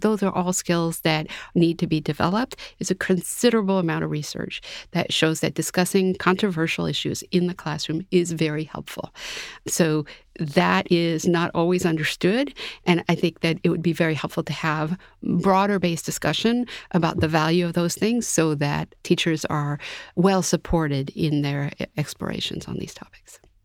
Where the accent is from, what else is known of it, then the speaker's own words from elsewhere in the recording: Massachusetts, United States; I'm from Massachusetts